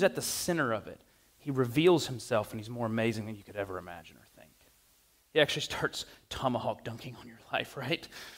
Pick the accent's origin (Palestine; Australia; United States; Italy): United States; the South; I'm from the South